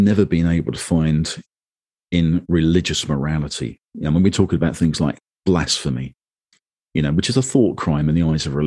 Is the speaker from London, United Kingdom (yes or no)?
yes; London, United Kingdom; I was born in London into the Church of England